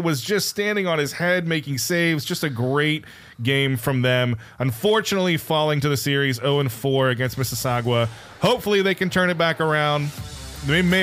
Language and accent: English; WPIAL area, Pennsylvania, United States; moved away; I grew up in the Whippeels